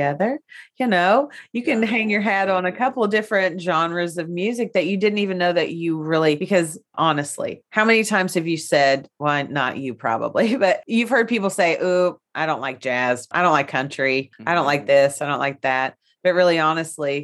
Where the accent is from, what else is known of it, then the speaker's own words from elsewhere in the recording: United States; I grew up on Rock Creek Holler